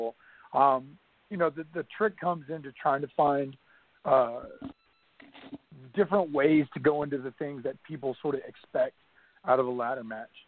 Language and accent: English; North Carolina, United States; growing up in North Carolina, watching Jim Crockett Promotions